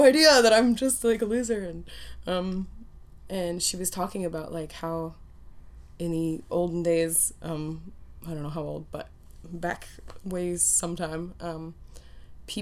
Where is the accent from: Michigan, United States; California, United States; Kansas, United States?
California, United States; Orange County; moved away as an adult; now in Berlin, Germany; growing up in Orange County